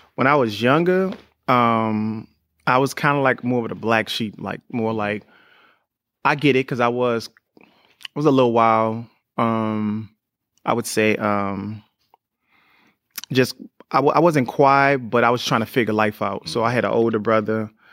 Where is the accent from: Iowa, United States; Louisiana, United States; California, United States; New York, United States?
Louisiana, United States; New Orleans; me growing up in New Orleans was crazy 'cause I was the youngest